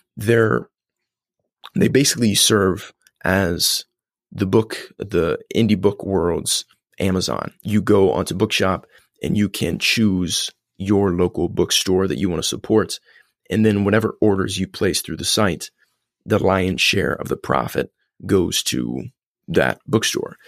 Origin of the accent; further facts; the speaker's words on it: Columbus, Indiana, United States; grew up in Columbus, Indiana